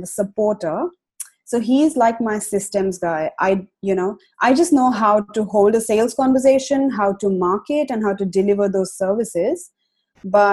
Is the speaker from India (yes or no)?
yes; India; moved away as an adult; now in Australia; a runaway from India. So my husband and I, we migrated to Australia almost 4 years ago now